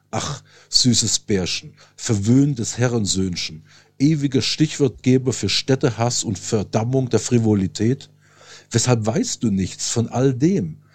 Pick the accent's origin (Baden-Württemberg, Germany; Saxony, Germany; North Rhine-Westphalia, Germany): Saxony, Germany; moved away as an adult; also born or lived in Lake Constance / Paris; now in Berlin, Germany; geboren 1970 in Sachsen